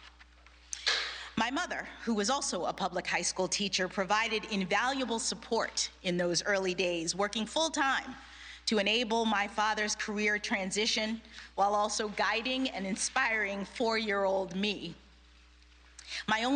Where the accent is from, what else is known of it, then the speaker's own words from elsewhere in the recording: Miami, Florida, United States; my hometown of Miami, Florida